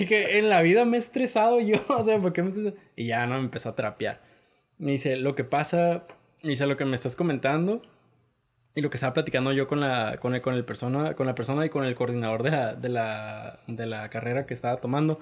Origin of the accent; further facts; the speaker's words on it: Tijuana, Baja California, Mexico; somos de Tijuana, Baja California